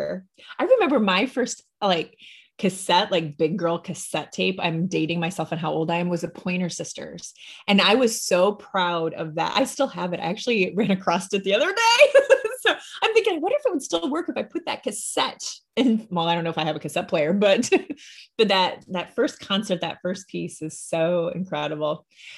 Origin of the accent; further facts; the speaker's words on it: Illinois, United States; I grew up in Illinois